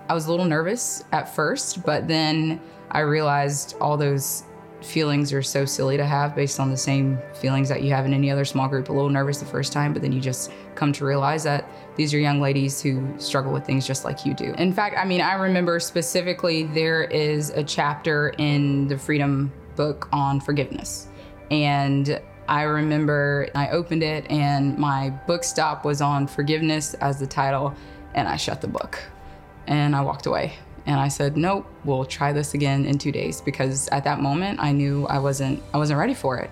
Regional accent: Enterprise, Alabama, United States; moved away as an adult; also born or lived in Auburn, Alabama; now in Pensacola, United States; I'm originally from a small town in Alabama. Um, I was born and raised in Enterprise, grew up in a small community

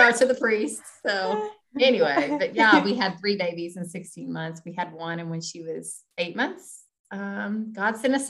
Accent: Kentucky, United States; I'm from Kentucky.

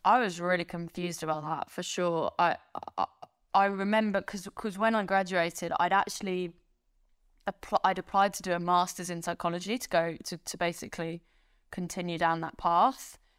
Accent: France; moved away; I grew up in France.

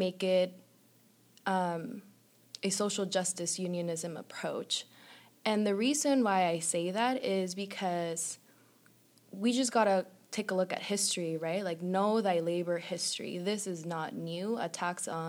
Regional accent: Tijuana, Baja California, Mexico; I'm originally from Tijuana, Mexico.

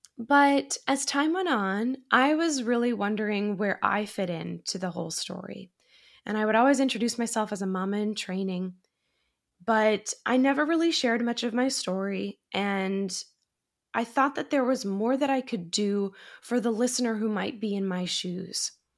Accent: Massachusetts, United States; now in Astoria, New York, United States; I'm originally from Massachusetts

